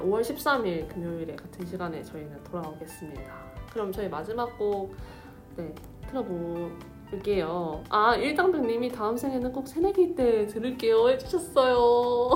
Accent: Seoul, South Korea; 원래 서울에서 벗어난 적이 없는 사람이었어가지고

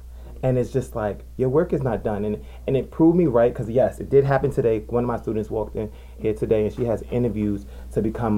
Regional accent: Jersey City, New Jersey, United States; I'm from Jersey City, New Jersey. Born and raised on the hill.

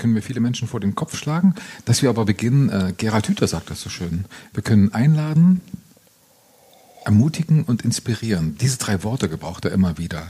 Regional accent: Thuringia, Germany; meine Heimat Thüringen

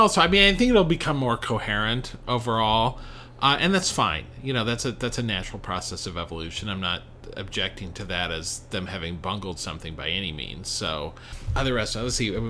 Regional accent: Kansas, United States; moved away; I grew up in Kansas

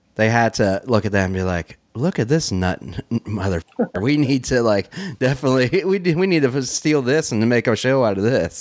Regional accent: Dayton, Ohio, United States; moved away; in Dayton where I'm from

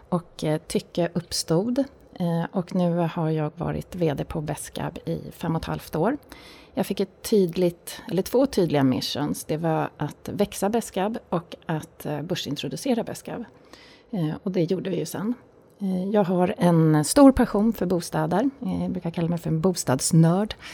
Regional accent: Tyresö, Stockholm County, Sweden; Jag fyller 50 år i höst. Jag är uppvuxen i Tyresö, eh, söder om Stockholm.

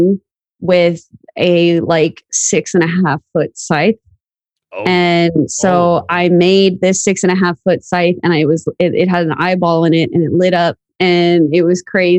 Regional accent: Florida, United States; also born or lived in New York; I was born in New York, but I grew up in Florida. And so I've lived in Florida my whole life.

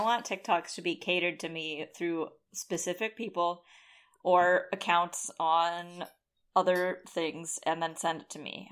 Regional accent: San Jose, California, United States; my hometown

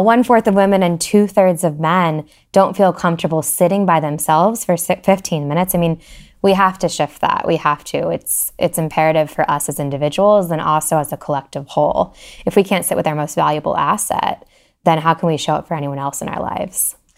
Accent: Columbus, Ohio, United States; moved away as an adult; also born or lived in Oxford, Ohio; now in Cincinnati, United States; I'm from Columbus originally, so not far. Um, I grew up there

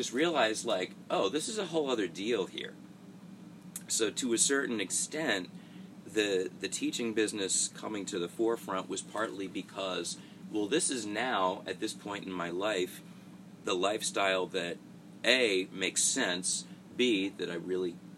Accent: Long Island, New York, United States; moved away as an adult; now in Nashville, United States; I came from Long Island

